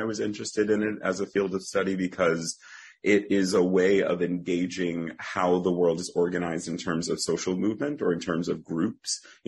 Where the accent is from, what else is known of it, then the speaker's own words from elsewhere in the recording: Northern Virginia, United States; Everyone in my family sang growing up in the Black Baptist Church in Northern Virginia that I went to, Providence Baptist